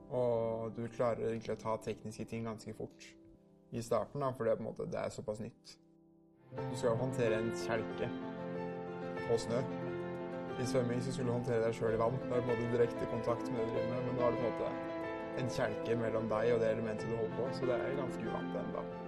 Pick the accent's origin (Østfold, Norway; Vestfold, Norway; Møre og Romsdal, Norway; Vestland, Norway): Vestfold, Norway; Svelvik; jeg kommer fra Svelvik